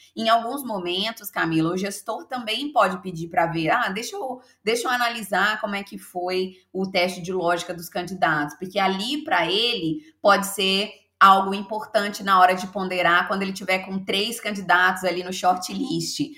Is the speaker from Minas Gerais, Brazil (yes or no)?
yes; Belo Horizonte, Minas Gerais, Brazil; eu sou de Belo Horizonte, sou mineira de BH